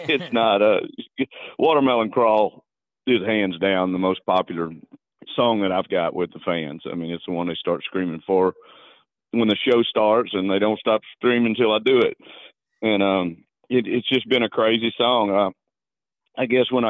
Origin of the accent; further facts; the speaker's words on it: Beaumont, Texas, United States; my hometown in Beaumont